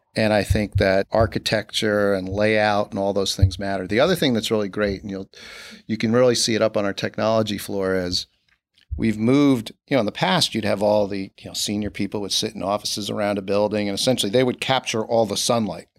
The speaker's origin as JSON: {"language": "English", "town": "Newburgh", "region": "New York", "country": "United States", "tie": "born or raised there", "said": "I grew up in Newburgh, New York, with, uh, my parents and my two brothers."}